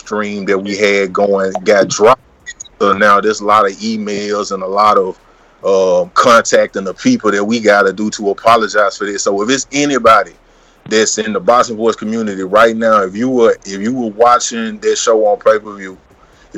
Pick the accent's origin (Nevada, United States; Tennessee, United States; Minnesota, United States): Tennessee, United States; Memphis; I'm originally from Memphis, Tennessee